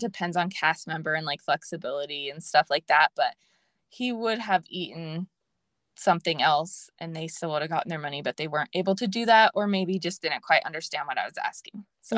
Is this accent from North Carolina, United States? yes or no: no; Los Angeles, California, United States; I grew up in L A, and so that's my home base